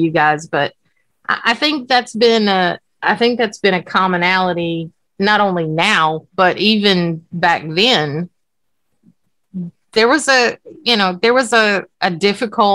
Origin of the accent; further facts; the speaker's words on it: Virginia, United States; now in Alabama, United States; I'm from Virginia